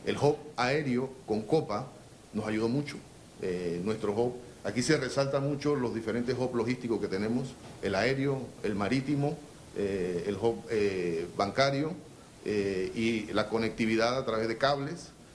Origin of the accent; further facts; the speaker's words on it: Panama; nosotros como panameños